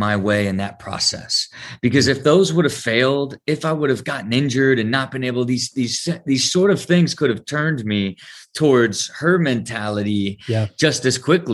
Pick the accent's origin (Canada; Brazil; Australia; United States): United States; Ohio; I had this great blend of growing up in the Midwest and having a lot of freedom as you gave to kids in Ohio